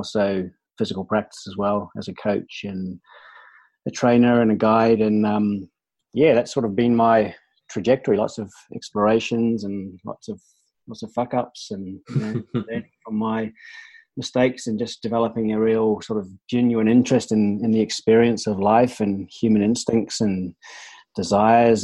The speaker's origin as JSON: {"language": "English", "country": "New Zealand", "tie": "born or raised there", "moved": "as an adult", "said": "I grew up in New Zealand and sort of had a very active sort of outdoor sporting based upbringing"}